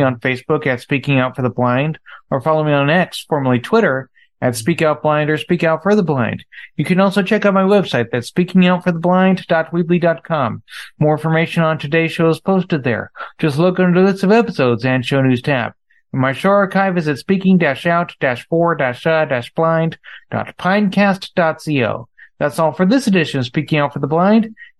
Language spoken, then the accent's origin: English; Northern California, United States; I'm from Northern California